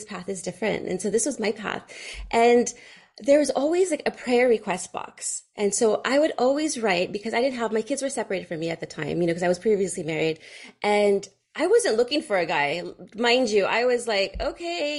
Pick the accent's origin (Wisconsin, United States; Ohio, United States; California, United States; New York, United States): California, United States; Fremont; I grew up in Fremont, California, and there's a lot of Indians